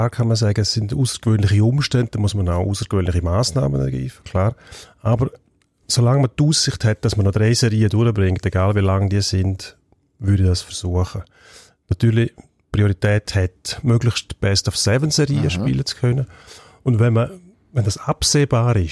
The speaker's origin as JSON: {"language": "German", "country": "Switzerland", "said": "Wir haben ja noch tiefere Ligen bei uns in der Schweiz"}